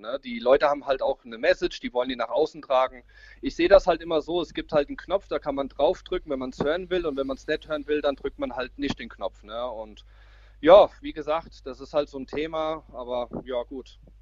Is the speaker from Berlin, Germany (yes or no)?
no; Braunfels, Hesse, Germany; Ich komme aus Mittelhessen, ähm, genauer gesagt aus Braunfels